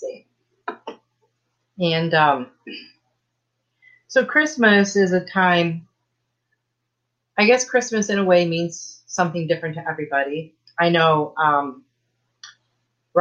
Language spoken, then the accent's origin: English; Michigan, United States; now in Texas, United States; I was born and raised in Michigan